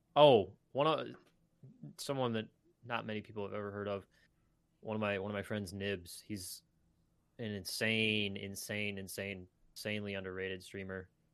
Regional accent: Michigan, United States; I'm also from Michigan

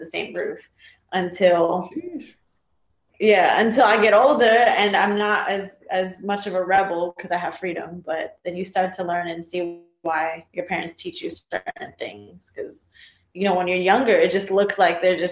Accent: Texas, United States; also born or lived in New Jersey; I was born in New Jersey, raised in Texas

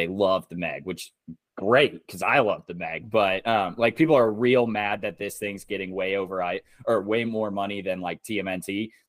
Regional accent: Chicago, Illinois, United States; I was born in Chicago.

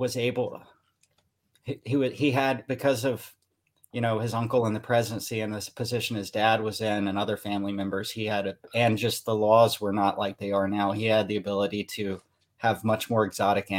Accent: United States; also born or lived in Alabama / Tennessee; now in Los Angeles, United States; I'm originally from Alabama and Tennessee

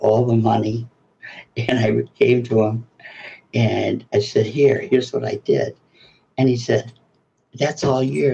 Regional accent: Flint, Michigan, United States; moved away; also born or lived in New York City; I grew up in Flint, Michigan, which I love and very loyal

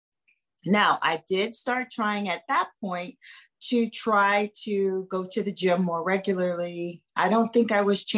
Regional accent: New Orleans, Louisiana, United States; I grew up in New Orleans

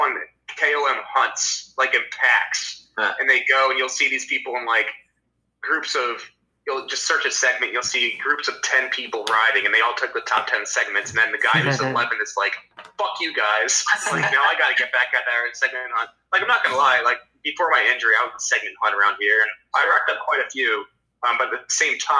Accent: Delaware, United States; moved away; my hometown in Delaware

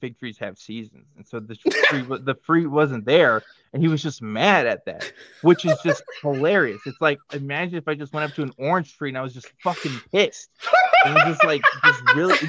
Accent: Waco, Texas, United States; I grew up in Waco, Texas

